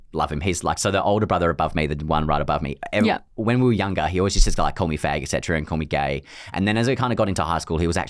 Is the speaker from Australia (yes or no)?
yes; Perth, Western Australia, Australia; now in Melbourne, Australia; living in Melbourne, because I'm obviously like from Perth originally